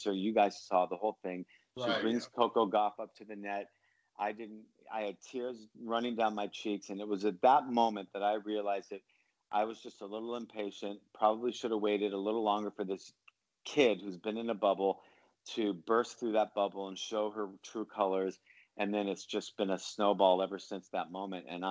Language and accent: English; Los Angeles, California, United States; I grew up in Los Angeles